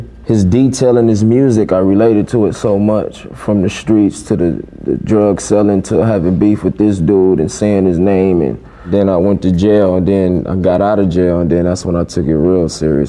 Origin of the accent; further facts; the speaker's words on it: Denver, Colorado, United States; I was born in Denver.